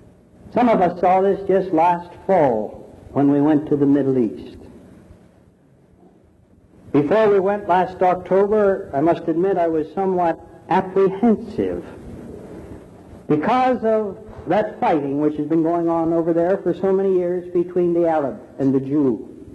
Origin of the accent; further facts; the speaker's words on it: Philippines; You see, I was born in the Philippines. I'm a Filipino and I was raised a good Roman Catholic.